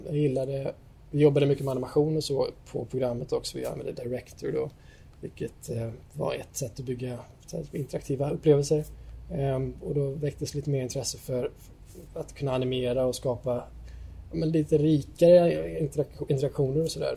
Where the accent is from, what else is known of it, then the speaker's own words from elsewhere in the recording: Gothenburg, Västra Götaland, Sweden; also born or lived in Vårkumla / Stockholm; now in Jönköping, Sweden; Jag är född och uppvuxen här i Sverige, i Göteborg